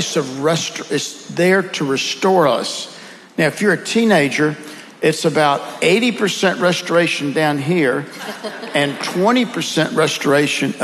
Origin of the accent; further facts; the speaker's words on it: the South, United States; accent: Southern; with my Southern accent